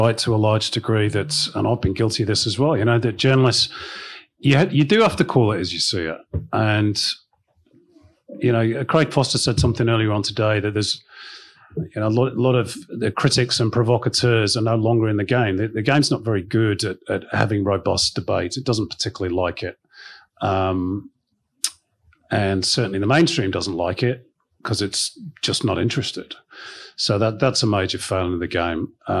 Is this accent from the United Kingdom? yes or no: no; Ireland; Oh, that, spoken as an Irish woman.